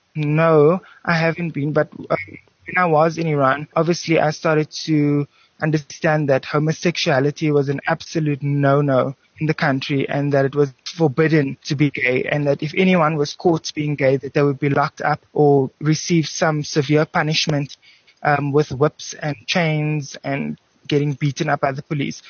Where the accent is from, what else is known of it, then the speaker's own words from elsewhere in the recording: Cape Town, Western Cape, South Africa; being a South African Cape Townian guy